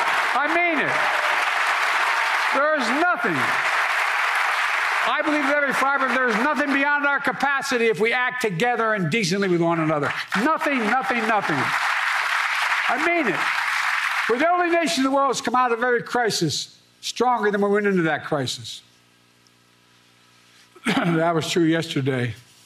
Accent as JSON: {"language": "English", "country": "United States", "said": "we Americans"}